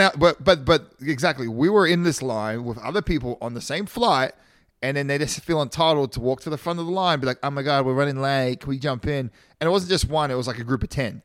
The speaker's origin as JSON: {"language": "English", "country": "Australia", "moved": "yes", "lives_now": "United States", "said": "I'm from Australia."}